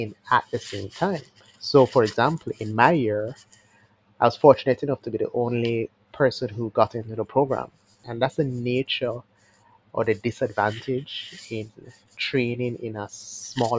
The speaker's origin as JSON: {"language": "English", "town": "Montego Bay", "region": "Saint James", "country": "Jamaica", "tie": "born or raised there", "lives_now": "Kingston, Jamaica", "said": "I grew up here from Montego Bay"}